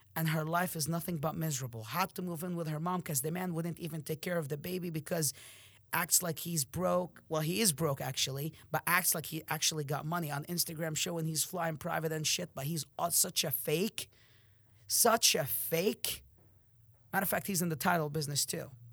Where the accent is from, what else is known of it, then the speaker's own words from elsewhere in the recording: Amman, Amman Governorate, Jordan; moved away; I'm from Jordan, Amman